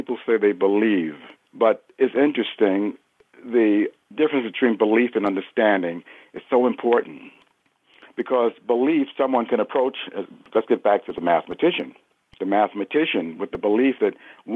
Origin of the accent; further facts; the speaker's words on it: New Jersey, United States; also born or lived in Newark, New Jersey; now in Connecticut, United States; natively, I'm from New Jersey